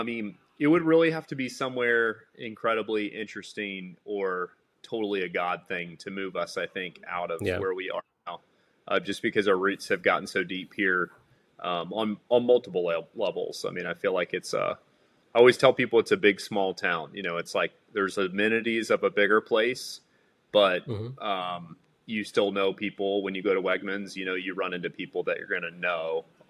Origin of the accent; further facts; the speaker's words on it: Salem, Virginia, United States; moved away as an adult; also born or lived in Harrisonburg, Virginia / Raleigh, North Carolina; now in Charlottesville, United States; I was born and raised in Salem, Virginia, so like Roanoke area, so in the mountains of Virginia. I've always loved Virginia. Both my families, or both sides of my family, kind of had roots here.